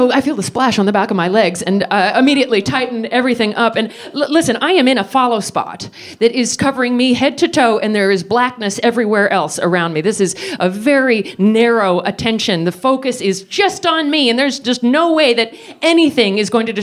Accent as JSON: {"language": "English", "country": "United States", "said": "I'm American"}